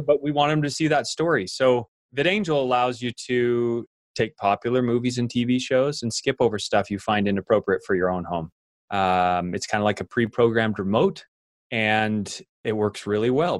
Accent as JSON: {"language": "English", "region": "Idaho", "country": "United States", "tie": "born or raised there", "said": "an idaho farm boy and growing up in Idaho, I worked on dairy farms"}